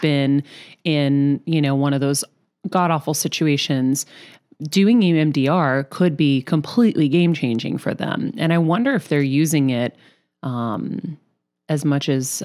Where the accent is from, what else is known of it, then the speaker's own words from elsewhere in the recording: Massachusetts, United States; now in Los Angeles, United States; my home state of Massachusetts